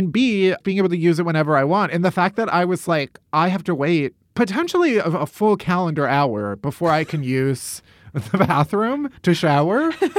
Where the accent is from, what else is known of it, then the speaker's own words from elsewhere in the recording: United States; but that's just me being American.